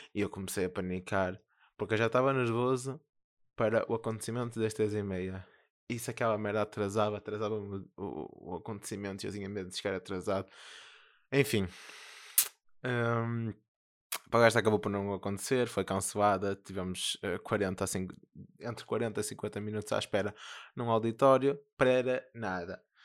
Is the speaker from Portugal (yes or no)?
yes; Porto, Norte, Portugal; accent: northern; eu sou do Porto.